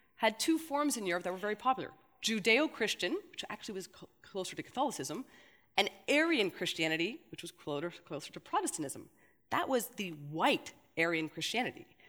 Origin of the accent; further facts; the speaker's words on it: Canada; now in Belgium; I see it as a Canadian